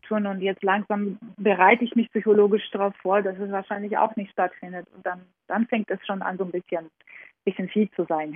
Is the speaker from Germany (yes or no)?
no; Georgia; moved away; meine Kindheit in Georgien